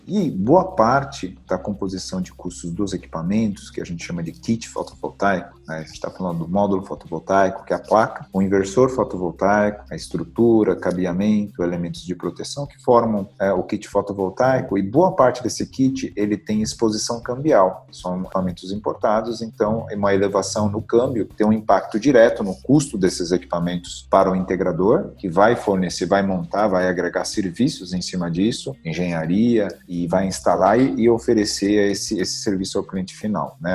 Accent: São Paulo, Brazil; nasci em São Paulo

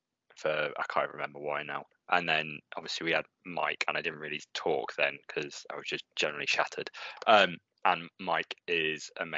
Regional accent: Morecambe, North West England, United Kingdom; I come from Morecambe, and kind of our British listeners may know of that town, and it's not exactly the best place to live.

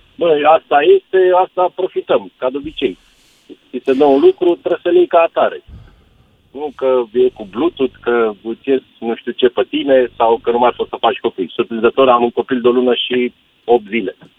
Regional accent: Romania; moved away; also born or lived in England; așa am fost crescuți, noi ca români

